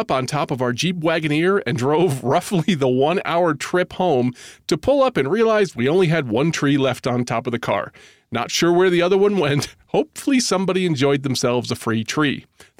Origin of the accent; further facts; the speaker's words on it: New Mexico, United States; I grew up in New Mexico, and some of my fondest memories are going to the forest and picking out our Christmas tree each year.